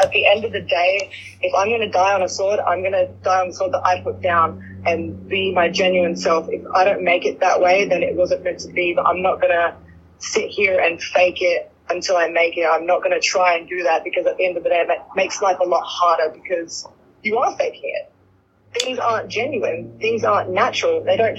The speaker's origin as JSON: {"language": "English", "country": "Australia", "moved": "yes", "lives_now": "United States", "said": "I was 20 years old. I was just a baby. I moved over here from Australia, the other side of the world, and I was all alone."}